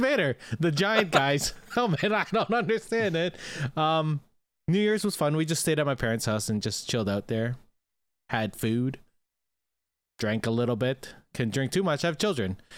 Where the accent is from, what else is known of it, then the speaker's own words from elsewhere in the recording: Canada; we are Canadian